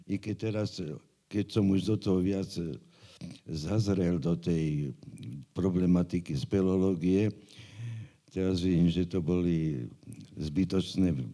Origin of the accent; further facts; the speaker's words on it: Bratislava, Bratislava Region, Slovakia; Ja som Bratislavčan rodom.